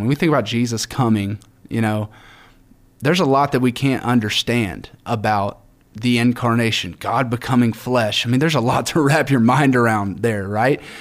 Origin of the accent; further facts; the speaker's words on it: Alabama, United States; I'm from Alabama